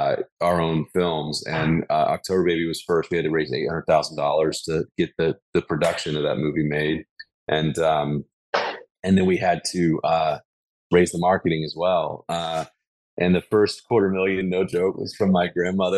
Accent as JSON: {"language": "English", "town": "Birmingham", "region": "Alabama", "country": "United States", "tie": "born or raised there", "said": "from the South, born and raised in Birmingham, Alabama"}